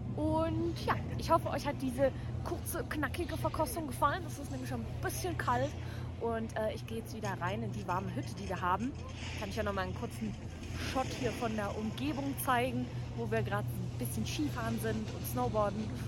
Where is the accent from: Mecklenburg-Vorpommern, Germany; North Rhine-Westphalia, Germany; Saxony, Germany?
Saxony, Germany; Dresden; ich bin ja Dresdnerin